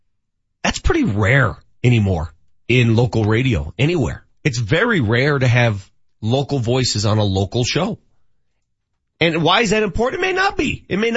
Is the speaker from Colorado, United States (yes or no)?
yes; Denver, Colorado, United States; I'm from Denver.